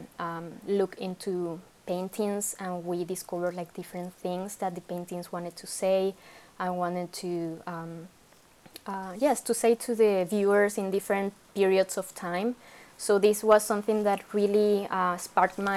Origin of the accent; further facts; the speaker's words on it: Venezuela; moved away as an adult; now in Canada; I come from Venezuela in South America, and I moved to Canada in 2013